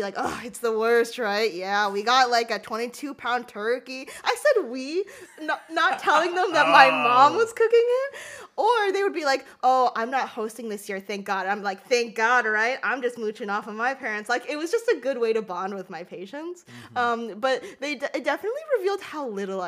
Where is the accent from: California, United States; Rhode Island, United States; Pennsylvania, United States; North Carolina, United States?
Rhode Island, United States; moved away; I went to Rhode Island to see my family. That's where I grew up